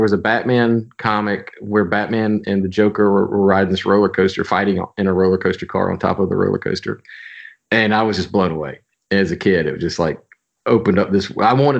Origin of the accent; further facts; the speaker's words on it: Birmingham, Alabama, United States; But yeah, I grew up in the Birmingham area, born and raised, went to Auburn back, really show my age, fall of 89.